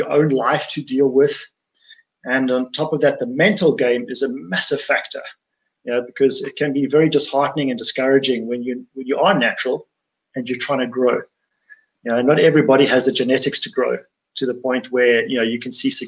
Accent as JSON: {"language": "English", "country": "South Africa", "said": "I'm from South Africa"}